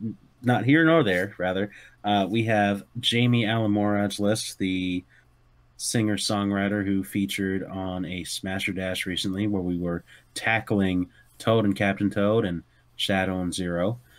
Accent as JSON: {"language": "English", "country": "Canada", "accent": "Canadian", "said": "It's Canadian."}